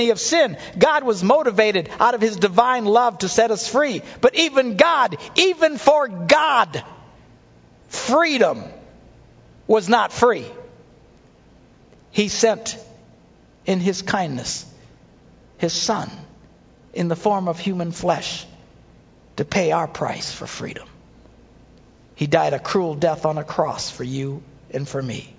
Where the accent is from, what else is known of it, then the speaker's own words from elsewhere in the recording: United States; the freedoms we enjoy as Americans